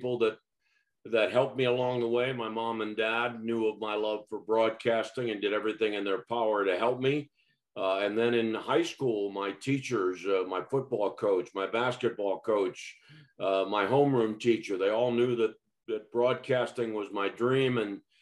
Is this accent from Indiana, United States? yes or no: no; Rochester, New York, United States; moved away; I grew up in Rochester, New York